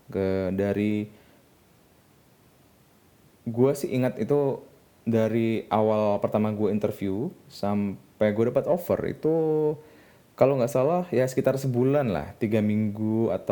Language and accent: Indonesian; Tuban, East Java, Indonesia; also born or lived in Bandung / Jakarta; jadi gue sebenarnya kampung gue ada di Tuban. Jadi jadi Tuban ini adalah sebuah kota kecil ya, kota kecil banget.